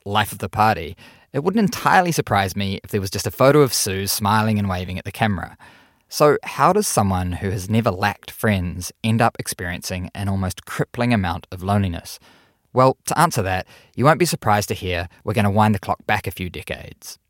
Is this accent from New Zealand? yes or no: yes; Auckland, New Zealand; my hometown, Auckland, New Zealand.